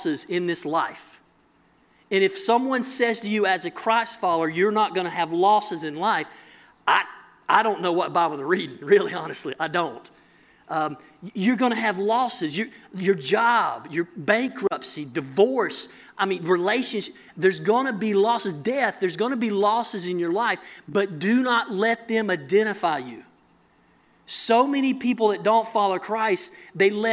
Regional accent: mountains of North Carolina, United States; I'm from North Carolina, mountains of North Carolina

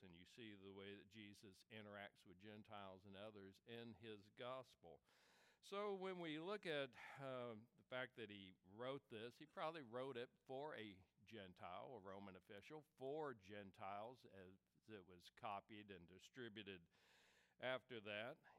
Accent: the South, United States; I grew up in the South.

